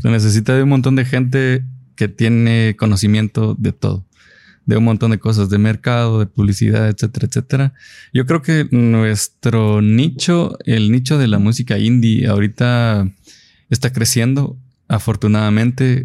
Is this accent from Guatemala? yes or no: yes; Guatemala; somos guatemaltecos que estamos haciendo el trabajo